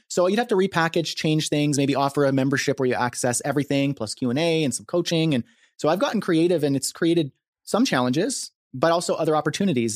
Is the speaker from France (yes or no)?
no; Canada; I'm a Canadian, uh, freelancer, marketer, entrepreneur, creator